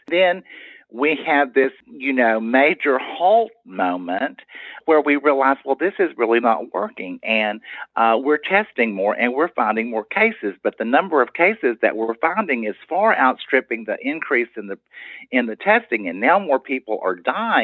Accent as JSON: {"language": "English", "town": "Tyler", "region": "Texas", "country": "United States", "said": "I'm from Tyler"}